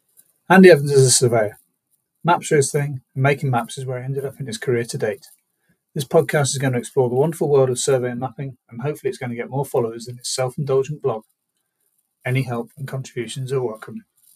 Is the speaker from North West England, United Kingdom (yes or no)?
yes; Chester, North West England, United Kingdom; my hometown Chester